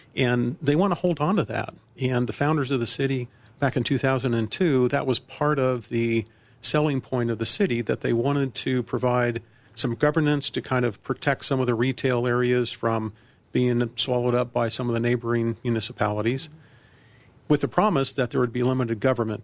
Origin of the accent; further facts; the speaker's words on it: Colorado Springs, Colorado, United States; also born or lived in Virginia; now in Centennial, United States; Colorado Springs, my hometown. I was born and raised there